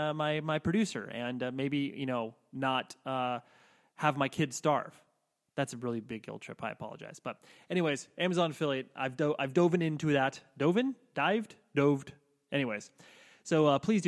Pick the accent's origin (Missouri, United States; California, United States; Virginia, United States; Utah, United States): California, United States; Southern; I'm from Southern California.